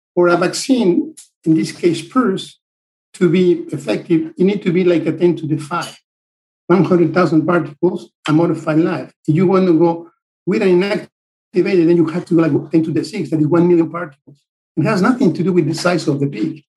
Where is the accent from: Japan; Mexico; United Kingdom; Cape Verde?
Mexico; moved away as an adult; now in United States; I'm originally from Mexico